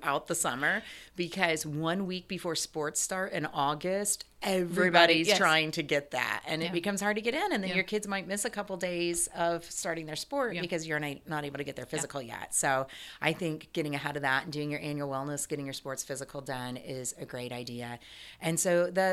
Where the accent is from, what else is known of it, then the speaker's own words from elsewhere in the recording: Ohio, United States; moved away; I grew up in Ohio and we rarely got to see the beach